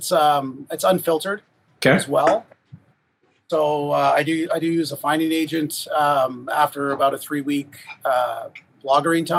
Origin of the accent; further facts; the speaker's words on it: Huntsville, Ontario, Canada; I grew up in Huntsville